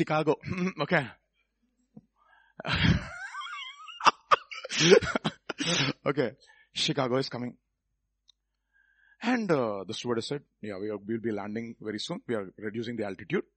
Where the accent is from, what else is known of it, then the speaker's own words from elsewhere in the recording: Hyderabad, Telangana, India; Nen Hyderabad nincha.